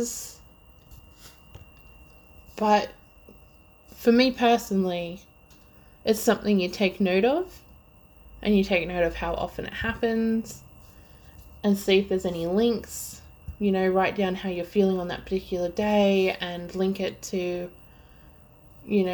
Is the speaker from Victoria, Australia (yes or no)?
yes; Melbourne, Victoria, Australia; if you somehow can't tell by my extremely horrible accent, I'm Australian and from Melbourne, Victoria.